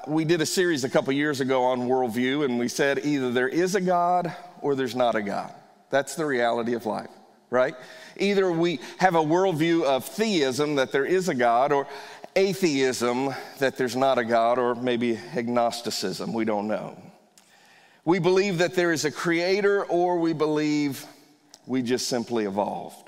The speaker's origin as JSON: {"language": "English", "region": "Northern Virginia", "country": "United States", "tie": "born or raised there", "said": "I grew up in Northern Virginia, so I went to Fairfax County schools"}